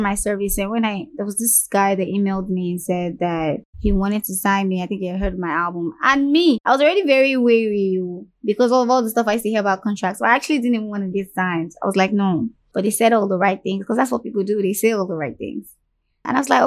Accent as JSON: {"language": "English", "region": "Lagos", "country": "Nigeria", "tie": "born or raised there", "also_born_or_lived": "Ojuelegba", "said": "I was born when we were living in Ojolegba, and I was raised in Surulere"}